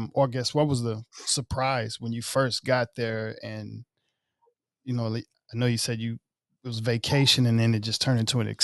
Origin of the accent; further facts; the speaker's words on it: Mississippi, United States; moved away; also born or lived in Alexandria, Virginia; I'm originally from Mississippi.